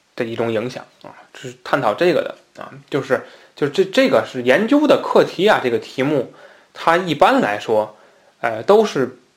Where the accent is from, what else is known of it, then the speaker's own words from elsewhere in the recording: Tianjin, China; accent: Tianjin dialect; 那我们天津话讲瞎鬼啊